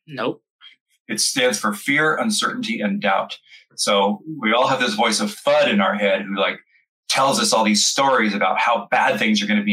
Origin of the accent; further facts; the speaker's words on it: California, United States; moved away as an adult; now in Florida, United States; I grew up born and bred in California, and now I live in Florida